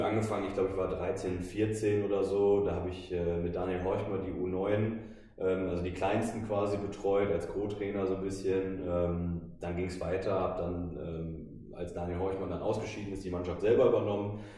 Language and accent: German; Krefeld, North Rhine-Westphalia, Germany; moved away; ich komme aus Krefeld ursprünglich